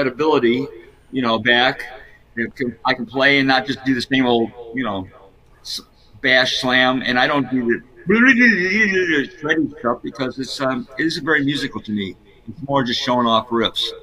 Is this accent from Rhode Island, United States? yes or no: no; Chicago, Illinois, United States; I grew up in Chicago in the worst neighborhoods